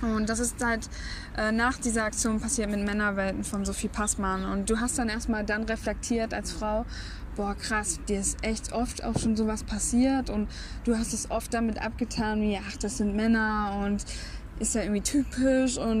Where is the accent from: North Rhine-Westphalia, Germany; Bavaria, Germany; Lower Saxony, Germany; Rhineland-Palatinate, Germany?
North Rhine-Westphalia, Germany; Bielefeld; ich aus Bielefeld komme